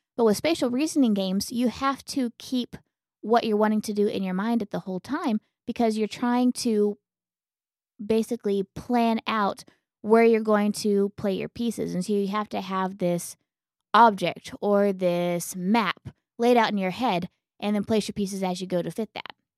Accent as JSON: {"language": "English", "town": "Elk City", "region": "Oklahoma", "country": "United States", "tie": "born or raised there", "moved": "yes", "said": "when I was a kid, it was like seven thousand. And whenever I left Elk City, it was about ten thousand"}